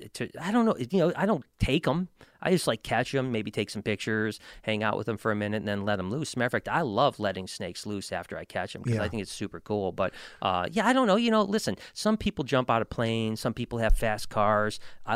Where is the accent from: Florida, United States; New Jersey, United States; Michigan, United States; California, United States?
Michigan, United States; Detroit; Well, there's not a lot of great stuff in Michigan, to be honest. That's why I'm from the Detroit area.